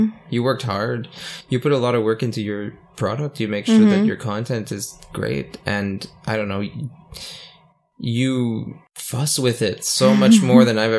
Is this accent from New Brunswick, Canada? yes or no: yes; New Brunswick, Canada; accent: Acadian; I'm French Canadian.